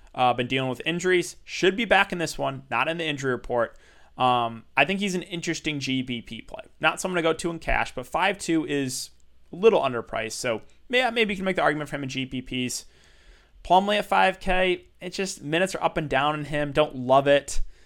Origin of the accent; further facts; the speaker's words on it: Michigan, United States; I'm from Michigan